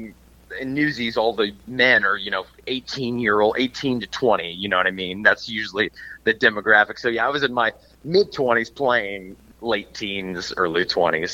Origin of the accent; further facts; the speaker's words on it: Cincinnati, Ohio, United States; moved away as an adult; now in Los Angeles, United States; I'm from Cincinnati, Ohio. That's where I was born and raised